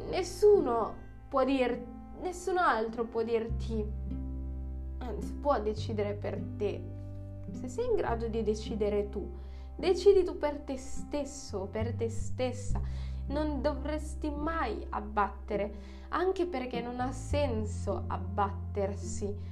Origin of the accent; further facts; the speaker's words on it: Philippines; now in Italy; sono nata nelle Filippine